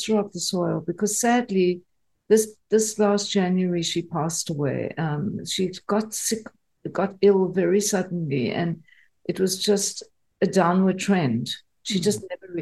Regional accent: South Africa; my experience of growing up in South Africa

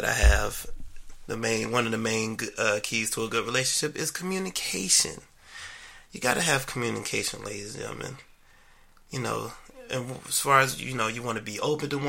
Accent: Maryland, United States; I was born and raised in Maryland

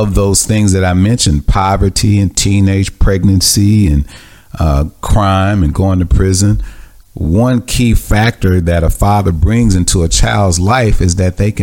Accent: Mississippi, United States; I grew up in Mississippi with a lot of anger and hatred and animosity.

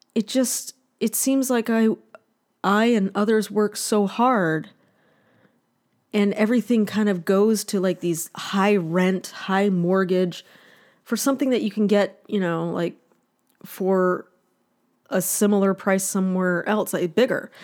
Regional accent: northern Ohio, United States; now in California, United States; my hometown, like in, uh, in northern Ohio

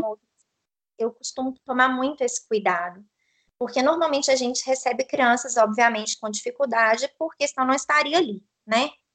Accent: Itapecerica, Minas Gerais, Brazil; accent: mineiro; Eu sou de Itapecerica. Fica a 180 quilômetros de Belo Horizonte.

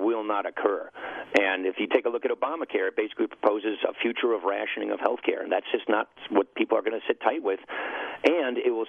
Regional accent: Wisconsin, United States; I'm from Wisconsin

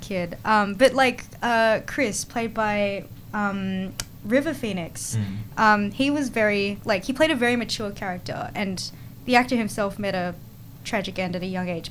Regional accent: Australia; us in Australia

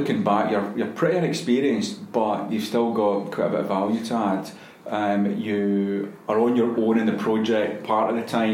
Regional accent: Glasgow, Scotland, United Kingdom; also born or lived in Helensburgh; I was born in Helensburgh when my parents were living at the time, but we moved back to Glasgow when I was young, about four, I think. And we're in Springburn

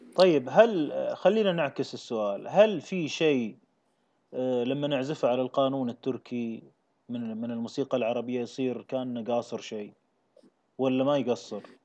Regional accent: Kuwait; انا ككويتي

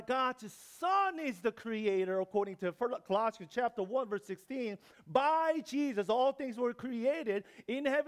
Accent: South Korea; English is a second language; moved away as an adult; also born or lived in New York; I'm from Korea.

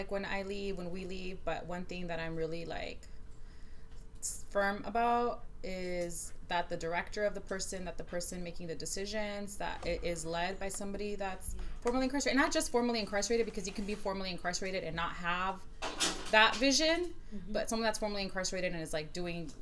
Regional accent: Los Angeles, California, United States; I grew up in South Central

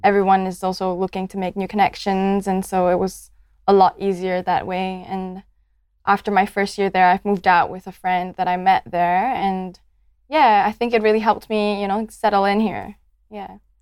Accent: Malaysia; moved away as an adult; now in Adelaide, Australia; I'm from Malaysia. I'm ethnically Chinese

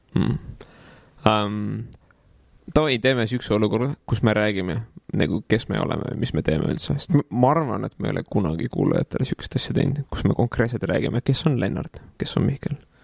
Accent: Tallinn, Harju County, Estonia; born or raised there; also born or lived in Paide

